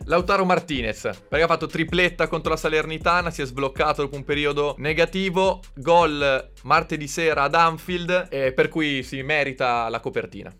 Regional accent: Bologna, Emilia-Romagna, Italy; io sono di Bologna

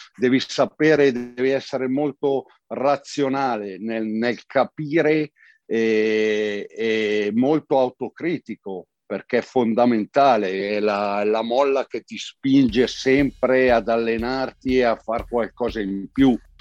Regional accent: province of Como, Lombardy, Italy; io sono lombardo dalla provincia di Como, un paesino piccolino e insomma l'oratorio era il centro nevralgico, no? per cui il campetto di calcio sotto casa dove i pomeriggi con gli amici si giocava sempre

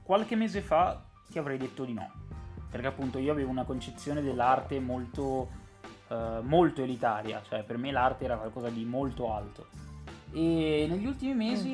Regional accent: Genoa, Liguria, Italy; io sono di Genova

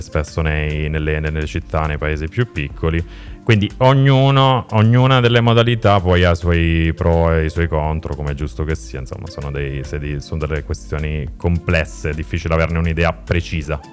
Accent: province of Foggia, Apulia, Italy; now in Milan, Italy; Sono pugliese, sono della provincia di Foggia.

